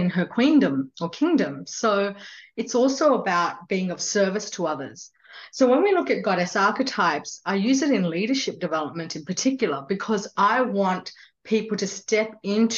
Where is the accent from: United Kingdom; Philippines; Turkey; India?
India; I was born in India and I've grown up as a Hindu.